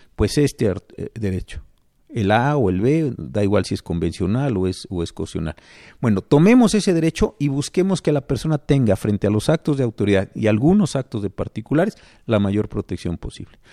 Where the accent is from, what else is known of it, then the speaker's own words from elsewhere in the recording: Mexico City, Mexico; also born or lived in Colima; nací en la Ciudad de México, esto es lo que digo es correcto y es verdad, pero como viví unos años en Colima